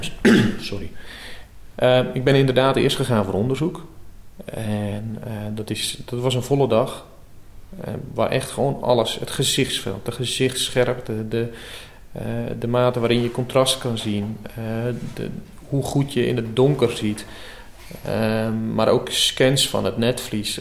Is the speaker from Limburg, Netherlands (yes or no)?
no; Urk, Flevoland, Netherlands